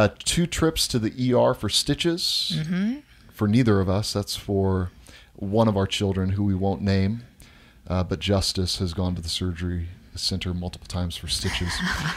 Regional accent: Tacoma, Washington, United States; So Amber grew up in Central Washington. I grew up in Tacoma.

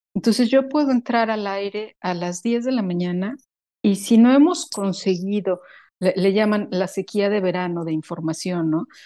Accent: Mexico; moved away as an adult; now in Sweden; yo no he dejado de ser mexicana, yo voy a ser mexicana toda mi vida, pero estando en Suecia

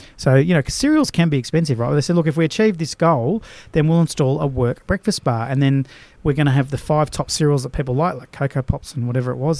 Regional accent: Australia; as an Aussie

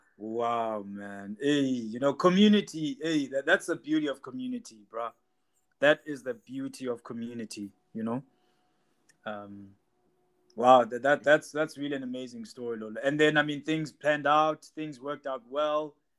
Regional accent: South Africa; we South Africans

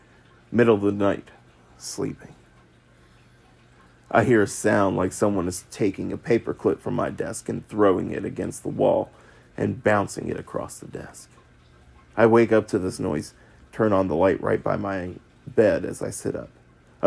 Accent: Singapore; And yes, guys, I am from Singapore, and those of you guys who are from there would know, until recently, army camps in Singapore do not allow hand phones with cameras

